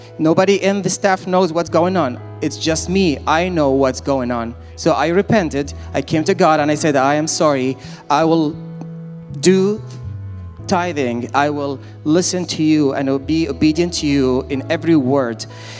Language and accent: English; Iraq; I'm originally from Iraq, and my mother is from Lebanon.